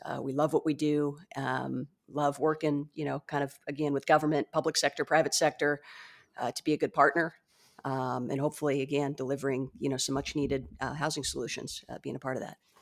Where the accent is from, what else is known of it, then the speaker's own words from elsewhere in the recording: San Diego, California, United States; also born or lived in Michigan; I was born and raised in San Diego